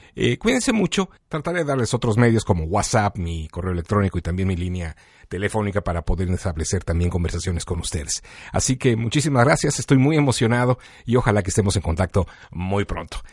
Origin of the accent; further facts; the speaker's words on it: Mexico; now in Chicago, United States; originalmente de México, pero que vine a Chicago en los años 90